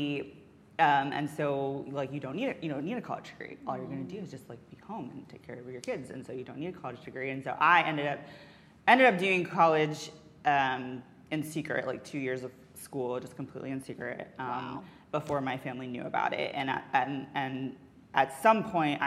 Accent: Alabama, United States; moved away as an adult; I grew up in Alabama

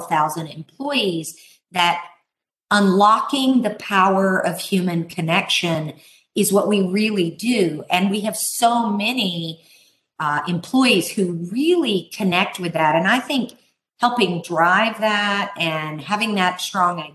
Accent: Texas, United States; We here in my home state of Texas

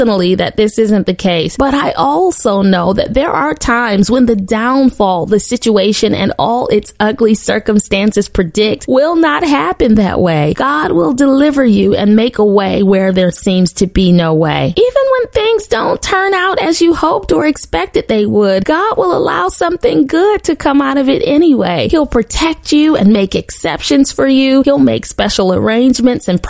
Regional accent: Western New York, United States; born or raised there

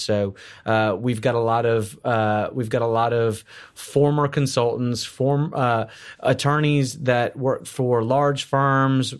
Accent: South Florida, United States; moved away as an adult; also born or lived in Houston, Texas / Orlando, Florida; now in Texas, United States; I, I was born in Houston. I'm an, I'm, I'm a, a native Texan. Uh, grew up in South Florida

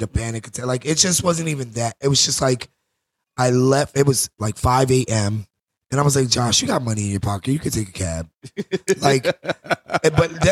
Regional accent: New Jersey, United States; now in New York, United States; I grew up in Jersey

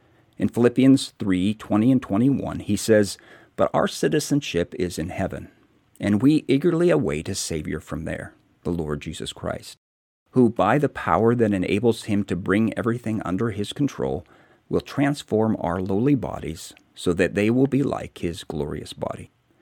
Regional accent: United States; I told him, I'm an American.

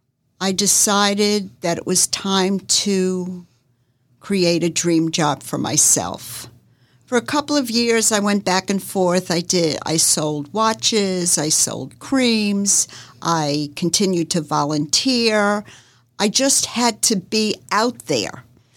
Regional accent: Northeast, United States; now in Jacksonville, United States; I moved here 40 years ago and I moved from the Northeast, and moving to the South was really culture shock for me.

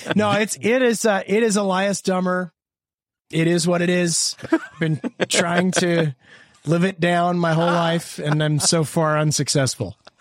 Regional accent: Hamilton, Ontario, Canada; we're from Hamilton, Ontario, Canada.

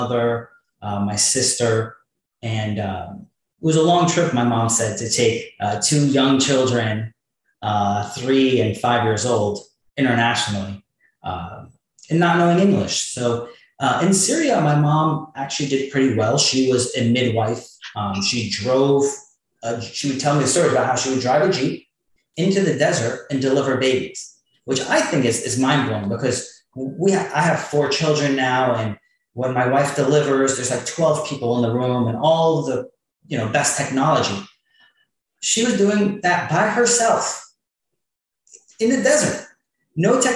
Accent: New Jersey, United States; I grew up in New Jersey

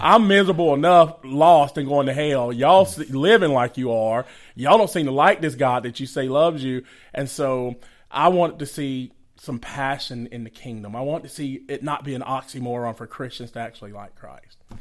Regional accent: Conyers, Georgia, United States; also born or lived in Macon, Georgia / Atlanta, Georgia; we grew up partially in Macon, Georgia, and then most of our lives in Conyers, Georgia

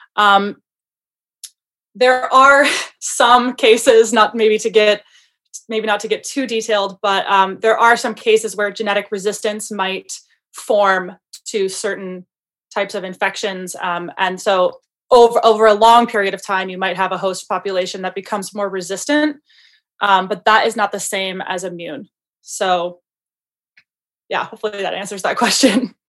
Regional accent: Michigan, United States; moved away as an adult; also born or lived in Montana / Pennsylvania; I'm originally from Michigan

